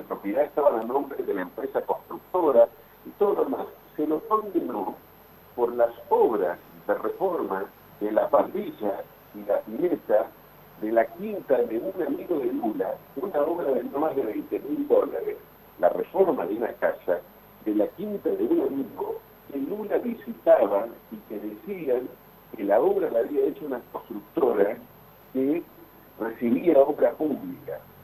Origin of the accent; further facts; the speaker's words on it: Argentina; Nosotros como argentinos